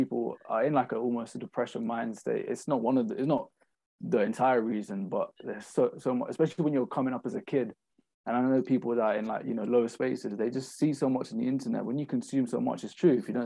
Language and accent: English; London, United Kingdom; I'm from London